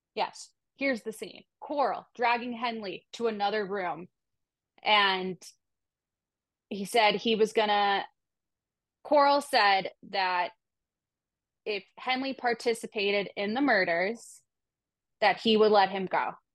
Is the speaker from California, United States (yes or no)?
no; Boston, Massachusetts, United States; one Boston girl to another